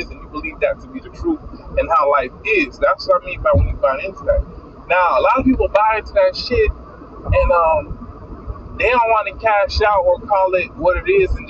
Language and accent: English; Miami, Florida, United States; I'm from Miami Dade, so I don't know nothing about that shit.